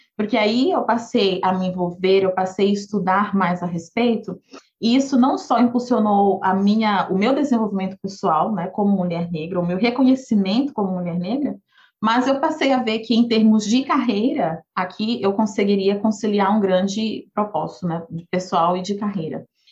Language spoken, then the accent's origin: Portuguese; Goiânia, Goiás, Brazil; moved away; Eu cresci em Goiânia, eu sou filha única